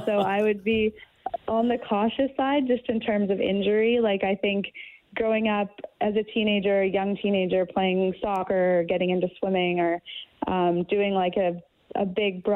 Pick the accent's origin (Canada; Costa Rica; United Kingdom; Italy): Canada; Edmonton, Alberta; I'm from Edmonton